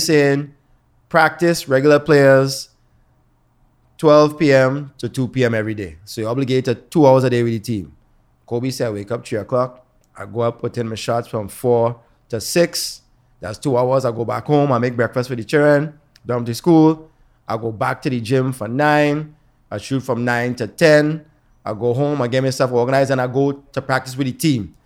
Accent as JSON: {"language": "English", "town": "Toronto", "region": "Ontario", "country": "Canada", "tie": "born or raised there", "said": "we grew up here in Toronto"}